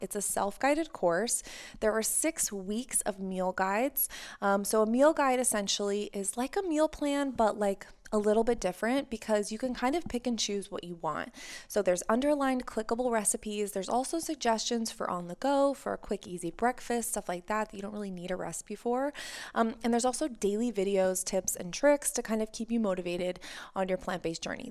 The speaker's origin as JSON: {"language": "English", "country": "United States", "tie": "born or raised there", "said": "growing up in the States"}